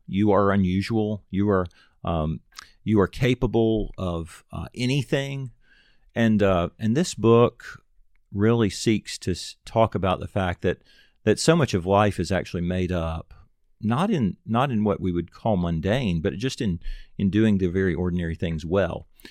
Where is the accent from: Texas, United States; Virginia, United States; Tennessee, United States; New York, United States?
Tennessee, United States; Nashville; also born or lived in Auburn; I'm from Nashville